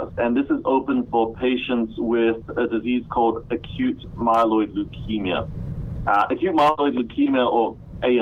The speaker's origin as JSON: {"language": "English", "country": "Australia", "tie": "born or raised there", "also_born_or_lived": "Malaysia / Cambridge, Massachusetts", "moved": "as an adult", "lives_now": "United States", "said": "I was actually born in Malaysia, but grew up in Australia, which kind of explains a bit of my accent"}